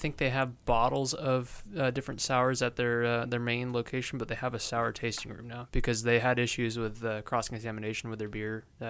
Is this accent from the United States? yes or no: yes; Orange County, California, United States; my parents are like, "Oh, Orange County."